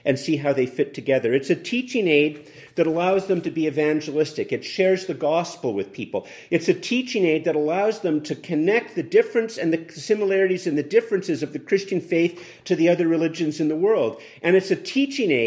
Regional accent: Canada; as a Canadian

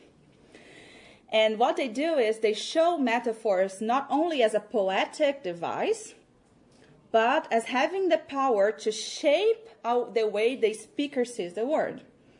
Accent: Brazil; first language Portuguese; English is a second language; Portuguese because it is my first language.

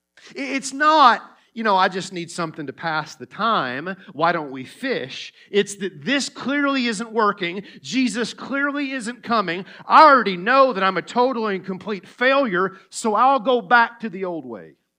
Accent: Tennessee, United States; accent: Tennessee; my Tennessee accent

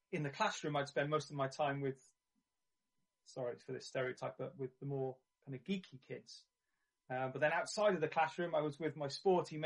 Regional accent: Barry, Wales, United Kingdom; I grew up in Barry, near Cardiff in South Wales.

